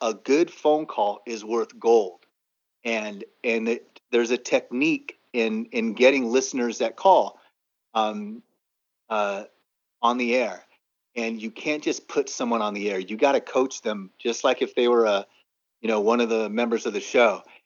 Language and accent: English; San Diego, California, United States; we started in San Diego, in my hometown